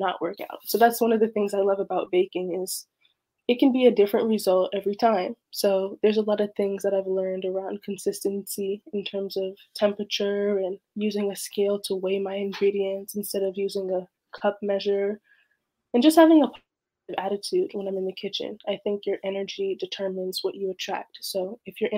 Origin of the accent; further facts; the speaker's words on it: Oakland, California, United States; I was born and raised in Oakland, California